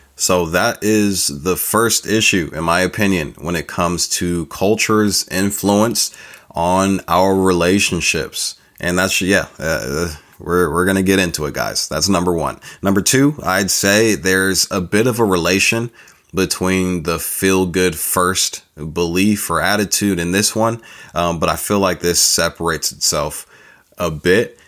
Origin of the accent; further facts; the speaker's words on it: California, United States; accent: California; This accent chose me, you know, living out in California